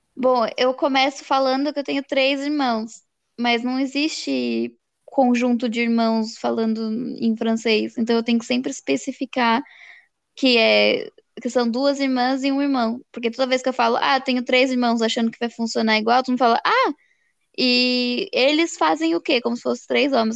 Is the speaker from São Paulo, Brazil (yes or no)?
yes; São Paulo, Brazil; a gente é de São Paulo